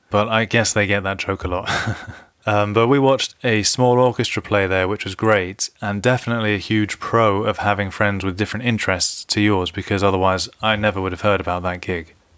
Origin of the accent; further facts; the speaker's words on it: London, United Kingdom; being a Londoner